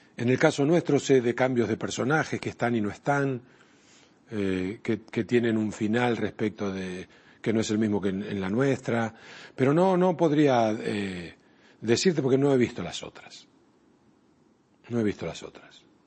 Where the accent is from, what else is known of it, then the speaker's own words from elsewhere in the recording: Argentina; en mi país, en la Argentina